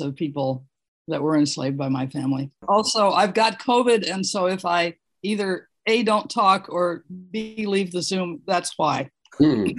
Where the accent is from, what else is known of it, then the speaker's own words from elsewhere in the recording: California, United States; now in Takoma Park, Maryland, United States; I'm not a native. I'm from California